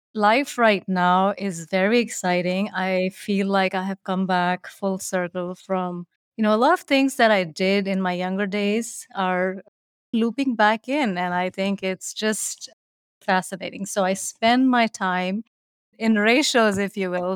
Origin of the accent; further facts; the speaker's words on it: New Delhi, Delhi, India; moved away as an adult; also born or lived in Shimla, Himachal Pradesh, India; now in Edina, United States; I was born in New Delhi in India where I ended up staying in a small town, which was the British capital called Simla